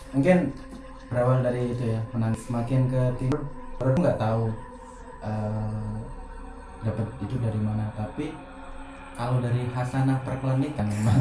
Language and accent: Indonesian; Nganjuk, East Java, Indonesia; pas waktu kecil padahal di Nganjuk